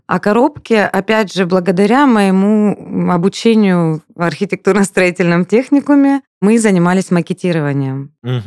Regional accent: Anapa, Krasnodar Krai, Russia; now in Slavyansk-na-Kubani, Russia; Я вообще сама из Анапы

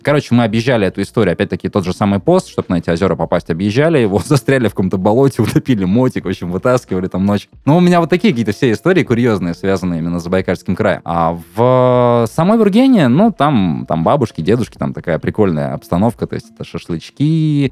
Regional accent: Chita, Zabaykalsky Krai, Russia; moved away as an adult; also born or lived in Moscow; это мои родные места, мне нравится, я вырос.

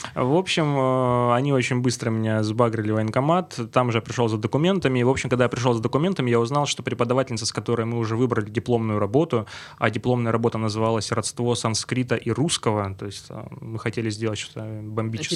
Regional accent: Stavropol, Stavropol Krai, Russia; Из Ставрополя

